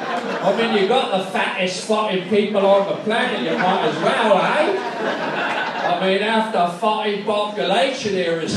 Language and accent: English; England, United Kingdom; I speak your fucking language, I'm English.